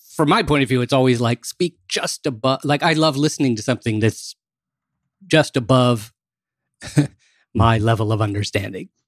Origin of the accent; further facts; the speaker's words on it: Maryland, United States; I grew up in Maryland